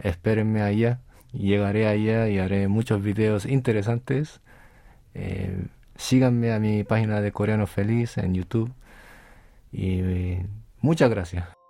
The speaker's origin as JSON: {"language": "Spanish", "town": "Las Palmas de Gran Canaria", "region": "Canary Islands", "country": "Spain", "tie": "born or raised there", "moved": "as an adult", "lives_now": "South Korea", "said": "nací en España y me vine cuando tenía 18"}